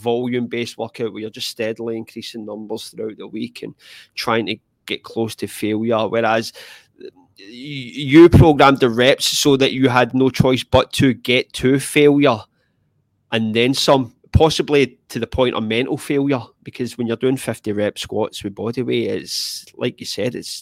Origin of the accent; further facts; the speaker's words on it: Scotland, United Kingdom; I'm Scottish